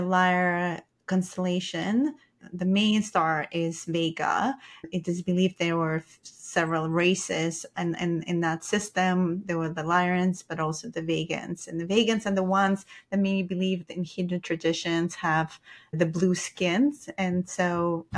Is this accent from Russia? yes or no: yes; Russia; I'm Russian